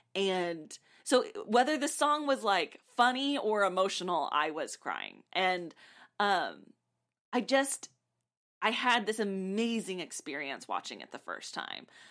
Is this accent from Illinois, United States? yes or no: no; South Texas, United States; I grew up in South Texas